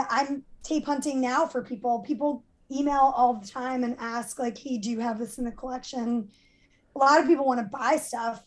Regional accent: New York, United States; moved away as an adult; now in Los Angeles, United States; I've lived in LA almost 25 years, but I'm from New York

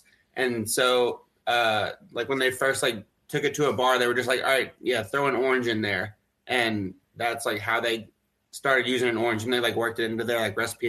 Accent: Kentucky, United States; I grew up in Kentucky, went to Wake Forest, so I have kind of a dual college fandom in UK and Wake Forest.

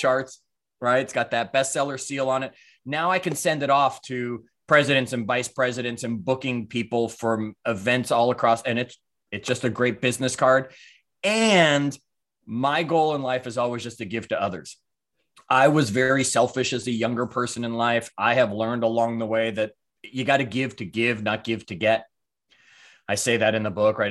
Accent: Toronto, Ontario, Canada; moved away as an adult; also born or lived in New York / Clearwater, Florida; I was born in New York, raised in Toronto, actually, when my parents divorced.

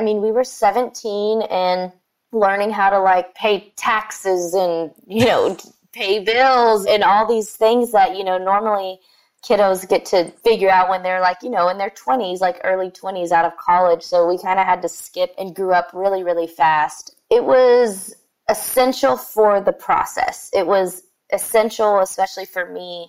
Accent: Sugar Land, Texas, United States; growing up in that area

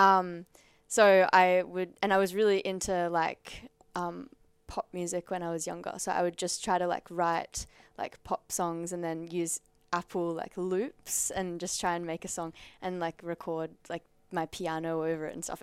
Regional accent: Central Coast, New South Wales, Australia; now in Sydney, Australia; I'm from the Central Coast

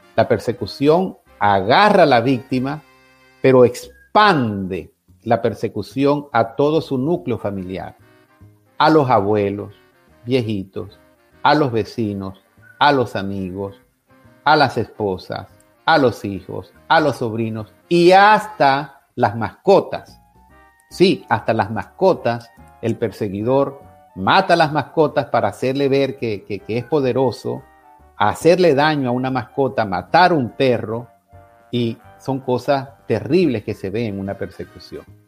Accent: Venezuela; moved away; en mi país

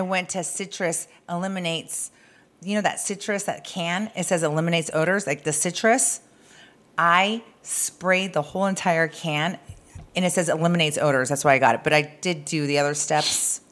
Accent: Arizona, United States; I'm from Arizona

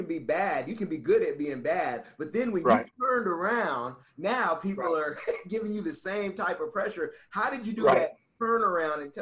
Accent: Oakland, California, United States; I'm from Oakland, but then move to the suburbs.

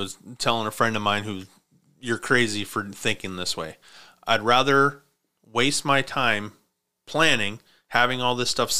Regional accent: Montana, United States; now in Spokane, United States; I grew up in Montana. I've got that in my blood.

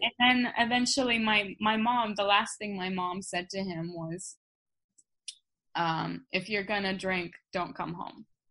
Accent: Krasnodar, Krasnodar Krai, Russia; moved away; I was born in Russia, uh-huh. Krasnodar

